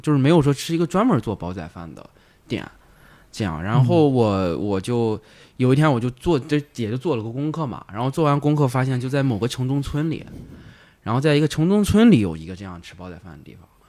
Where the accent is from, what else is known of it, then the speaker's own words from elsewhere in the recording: northern China, China; moved away as an adult; now in Guangzhou, China; 那我是一个北方人嘛，我来广州没有，就是也是几年